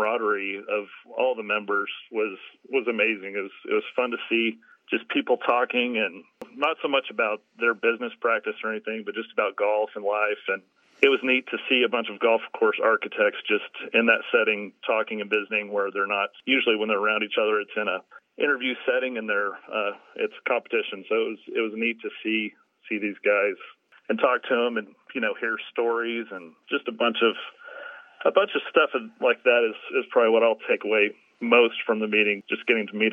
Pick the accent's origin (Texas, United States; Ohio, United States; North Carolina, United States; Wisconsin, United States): Texas, United States; Amarillo; I grew up in Amarillo, so up in the Panhandle